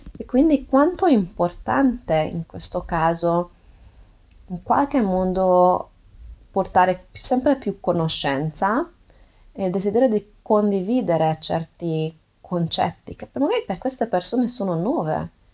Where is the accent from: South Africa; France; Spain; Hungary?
Hungary; Italian is a second language; non sono madrelingua, sono ungherese